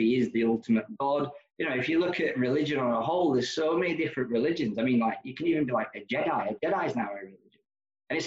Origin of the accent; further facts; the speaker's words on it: Nenagh, Munster, Ireland; also born or lived in London; now in Glasgow, United Kingdom; I was born in Ireland, a place called Nina, in County Tipperary